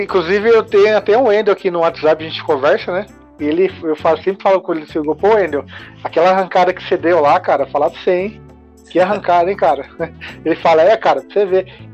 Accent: Mogi das Cruzes, São Paulo, Brazil; aqui em Mogi, né? Que eu sou de Mogi das Cruzes.

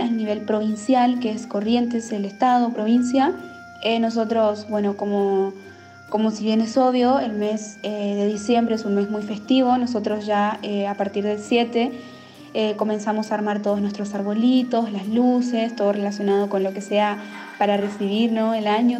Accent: Germany; Spanish is a second language; moved away; de Alemania

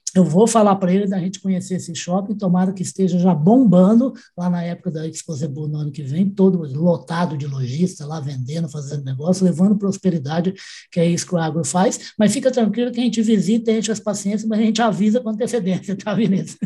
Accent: Uberaba, Minas Gerais, Brazil; Eu nasci em Uberaba

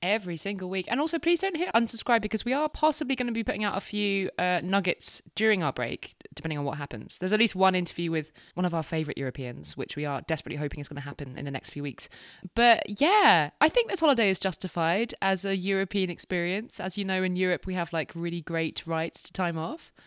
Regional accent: United Kingdom; we're British

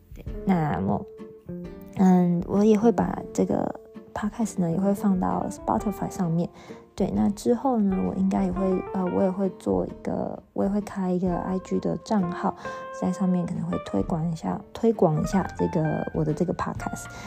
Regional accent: Taiwan; moved away as an adult; now in Göttingen, Germany; 身为台湾人

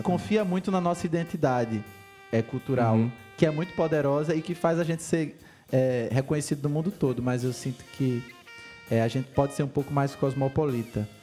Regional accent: Brazil; como brasileiros e músicos

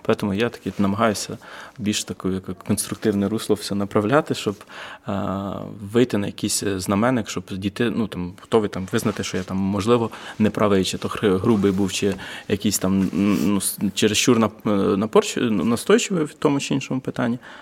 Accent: Vinnytsia, Vinnytsia Oblast, Ukraine; now in Kyiv, Ukraine; приїхав я з Києва, але я з Вінниці.

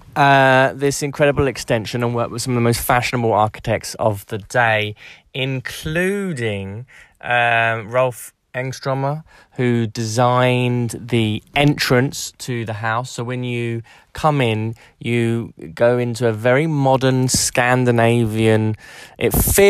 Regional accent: London, United Kingdom; as a Londoner, as someone who's been brought up in England

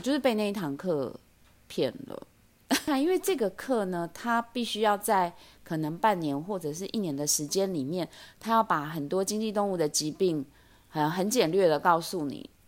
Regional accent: Taipei, Taiwan; 我是台北人

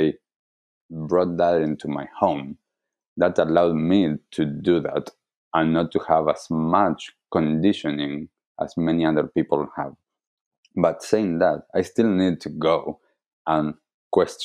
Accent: Argentina; I grew up in Argentina

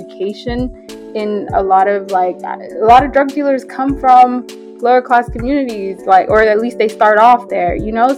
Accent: Ethiopia; moved away; I'm from Ethiopia.

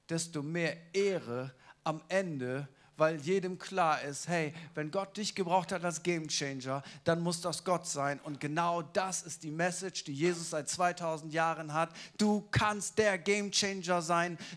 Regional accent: Munich, Bavaria, Germany; ich bin nicht aus Hamburg, ich bin aus München.

